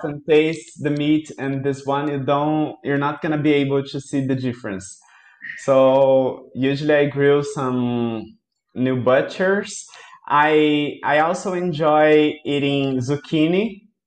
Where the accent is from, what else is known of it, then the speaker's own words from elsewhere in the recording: Brazil; I'm from Brazil